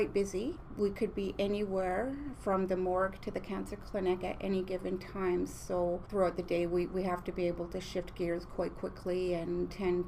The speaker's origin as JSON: {"language": "English", "town": "Kamloops", "region": "British Columbia", "country": "Canada", "tie": "born or raised there", "said": "I'm from the Sinc First Nation, and I've lived and grew up in Kamloops"}